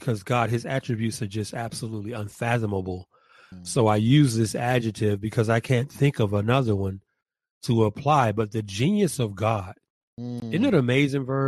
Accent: Atlanta, Georgia, United States; I'm from the South

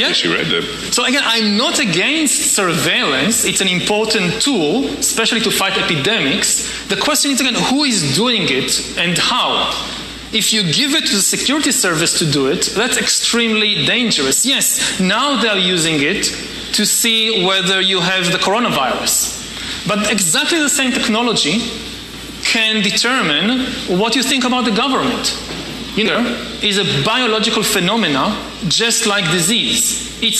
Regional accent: Wilmington, Delaware, United States; Uh, I'm from Wilmington, Delaware.

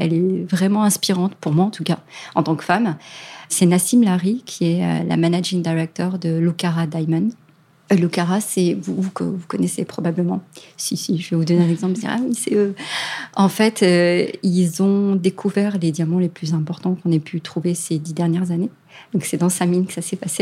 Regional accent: France; chez nous, en France

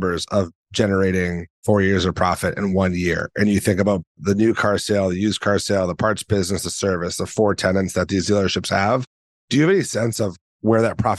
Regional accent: Boston, Massachusetts, United States; I'm from Boston.

